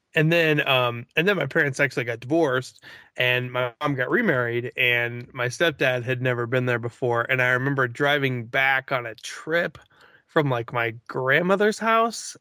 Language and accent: English; Missouri, United States; growing up in Missouri.